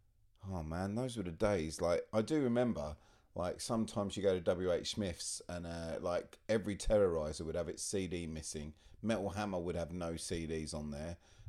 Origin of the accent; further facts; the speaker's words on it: Australia; Being Australian, not really.